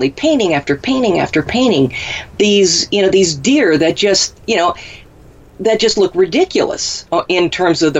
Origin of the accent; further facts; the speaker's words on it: Minnesota, United States; we had poke where I grew up in Minnesota